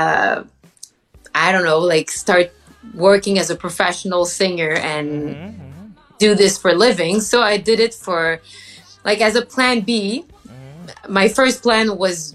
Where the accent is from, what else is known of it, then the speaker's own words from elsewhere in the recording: Eastern Townships, Quebec, Canada; I'm from Eastern Township, French Canadian